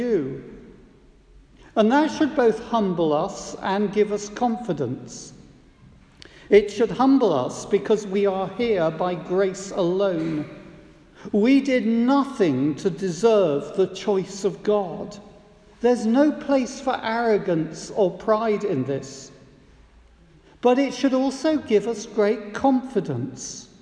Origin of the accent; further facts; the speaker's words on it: United Kingdom; as a British citizen